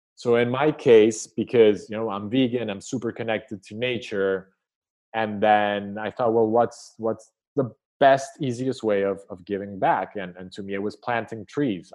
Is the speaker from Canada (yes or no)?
no; Colombia; growing up in Colombia, I suffered the war